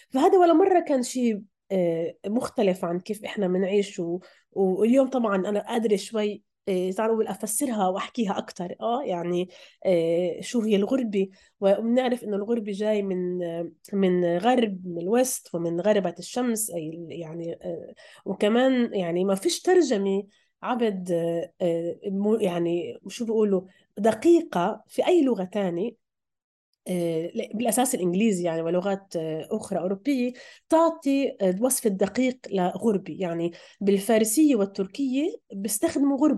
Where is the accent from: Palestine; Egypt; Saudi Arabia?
Palestine; فهي مش سردية بعيد بعيدة عننا كفلسطينيين وفلسطينيات